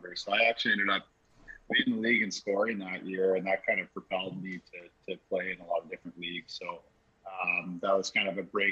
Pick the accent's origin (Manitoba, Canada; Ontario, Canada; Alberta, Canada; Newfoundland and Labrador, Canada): Ontario, Canada; Thunder Bay; moved away as an adult; I'm from Thunder Bay. So if you don't play hockey in Thunder Bay, you're probably one of the outcasts.